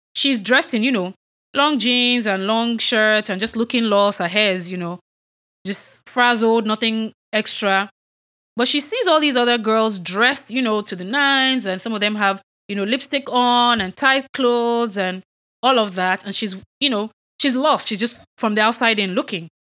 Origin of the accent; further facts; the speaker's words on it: Nigeria; I'm Nigerian